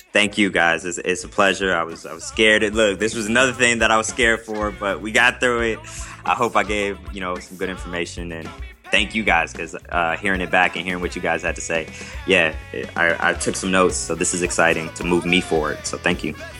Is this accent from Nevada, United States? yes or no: yes; Las Vegas, Nevada, United States; moved away as an adult; now in Chicago, United States; I'm from Las Vegas, Nevada